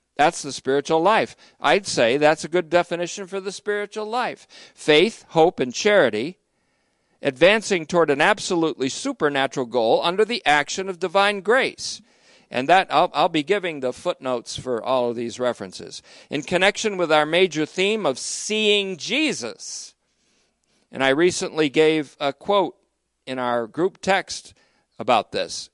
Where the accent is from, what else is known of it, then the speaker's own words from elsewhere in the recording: United States; I speak as an American today